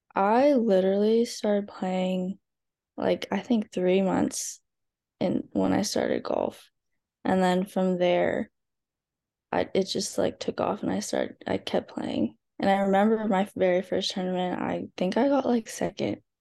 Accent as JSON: {"language": "English", "area": "SoCal", "region": "California", "country": "United States", "tie": "born or raised there", "said": "growing up in SoCal"}